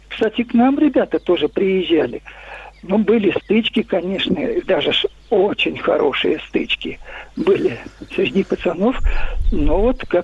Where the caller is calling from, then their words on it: Moscow, Russia; Я хочу, я звоню из Москвы.